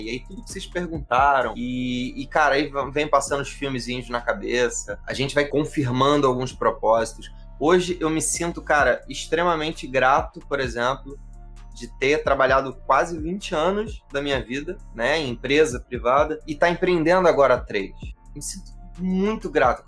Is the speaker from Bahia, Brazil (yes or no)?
no; Rio de Janeiro, Brazil; eu sou do Rio